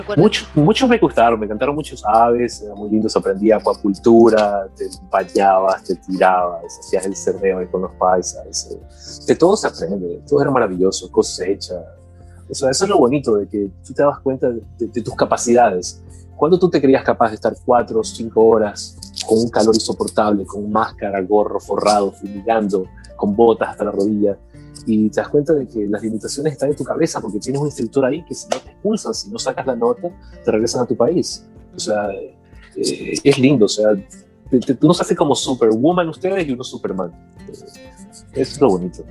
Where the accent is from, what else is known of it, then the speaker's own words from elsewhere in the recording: Portoviejo, Manabí, Ecuador; moved away as an adult; also born or lived in Manta, Ecuador; now in United States; nací en Manta, de ahí mis padres, solo de nacimiento, mis padres nacimos con mis hermanos en Puerto Viejo, tengo una hermana y un hermano en Puerto Viejo, Manaví, Ecuador